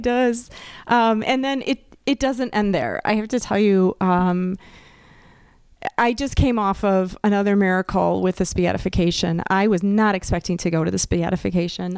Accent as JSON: {"language": "English", "region": "Wisconsin", "country": "United States", "said": "I'm from Wisconsin too"}